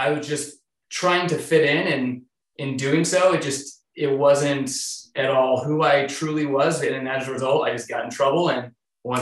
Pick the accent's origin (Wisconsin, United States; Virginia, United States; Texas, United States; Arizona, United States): Arizona, United States; Mesa; moved away as an adult; also born or lived in Tucson, Arizona; now in Seattle, United States; I was born and raised in Arizona